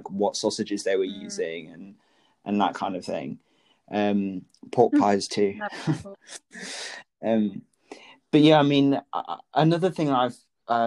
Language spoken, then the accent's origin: English; Lincolnshire, East Midlands, United Kingdom; I'm from the Midlands, from Lincolnshire